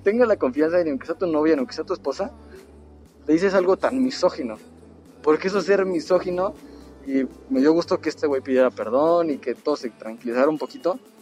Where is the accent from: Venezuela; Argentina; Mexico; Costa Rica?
Mexico; soy mexicano